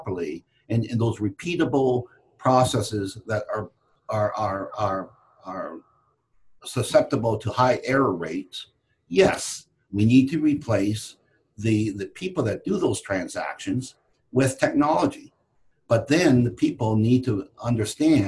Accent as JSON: {"language": "English", "country": "Canada", "tie": "born or raised there", "moved": "as an adult", "lives_now": "United States", "said": "I was born and raised in Canada and moved to the United States in 93"}